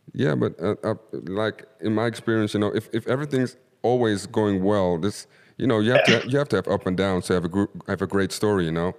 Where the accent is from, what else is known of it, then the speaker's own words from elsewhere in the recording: Suriname; I'm from Suriname.